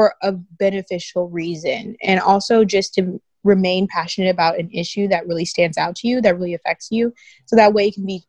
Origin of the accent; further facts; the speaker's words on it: Houston, Texas, United States; I'm from Houston, Texas